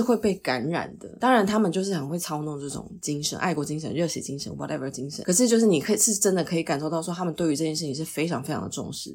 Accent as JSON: {"language": "Chinese", "country": "Taiwan", "also_born_or_lived": "United States", "said": "我就是台湾人"}